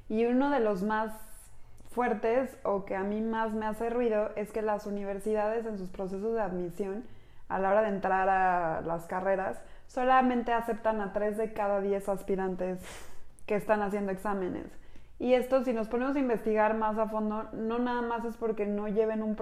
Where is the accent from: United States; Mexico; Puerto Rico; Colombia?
Mexico; Somos mujeres mexicanas